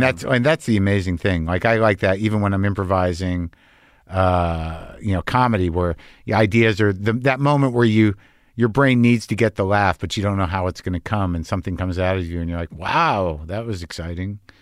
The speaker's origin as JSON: {"language": "English", "town": "Albuquerque", "region": "New Mexico", "country": "United States", "tie": "born or raised there", "also_born_or_lived": "Lower East Side, New York", "moved": "yes", "said": "my parents were from Jersey, but I grew up in New Mexico"}